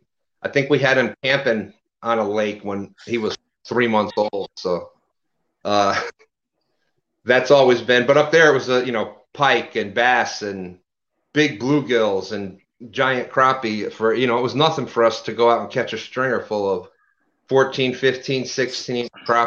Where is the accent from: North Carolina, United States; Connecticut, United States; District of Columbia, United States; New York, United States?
New York, United States; also born or lived in Louisiana; I was originally from Louisiana, so I moved upstate New York when I was younger, et cetera, et cetera, et cetera.